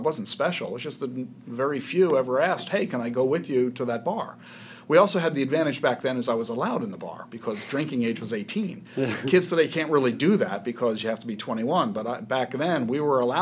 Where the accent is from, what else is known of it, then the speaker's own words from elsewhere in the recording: outside Philadelphia, New Jersey, United States; moved away; Grew up in South Jersey, outside Philadelphia